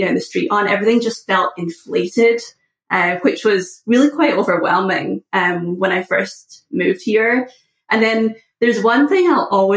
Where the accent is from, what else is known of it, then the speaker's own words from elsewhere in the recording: just outside of Glasgow, west coast of Scotland, United Kingdom; moved away as an adult; now in United States; I was born just outside of Glasgow